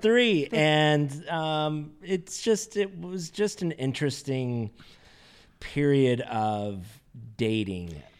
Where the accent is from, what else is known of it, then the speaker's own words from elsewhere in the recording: Carlsbad, California, United States; being born and raised in Southern California and actually in a town called Carlsbad, which is north county of San Diego